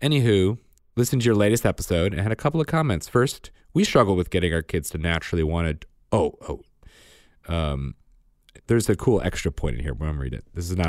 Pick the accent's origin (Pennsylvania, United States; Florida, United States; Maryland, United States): Pennsylvania, United States; I'm from Southeast Pennsylvania, sort of in between Reading and Philly